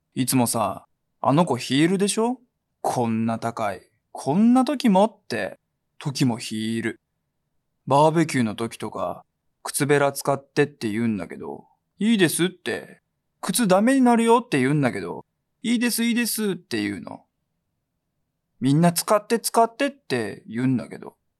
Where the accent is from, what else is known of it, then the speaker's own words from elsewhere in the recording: Fukuoka, Japan; 福岡で、僕福岡なんですけど、はいはい、シャバ像って言うんですよ